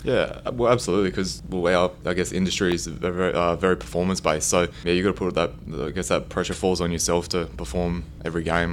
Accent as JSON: {"language": "English", "town": "Gold Coast", "region": "Queensland", "country": "Australia", "tie": "born or raised there", "moved": "yes", "said": "I grew up on the Gold Coast, I guess not too far from Brisbane"}